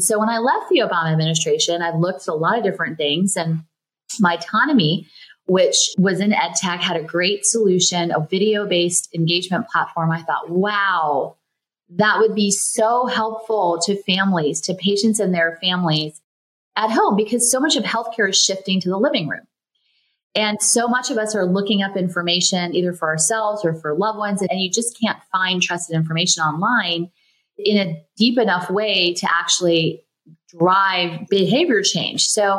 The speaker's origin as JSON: {"language": "English", "region": "the South", "country": "United States", "tie": "born or raised there", "said": "For me, growing up in the South, I was a little bit of a wallflower. I felt a little invisible, maybe."}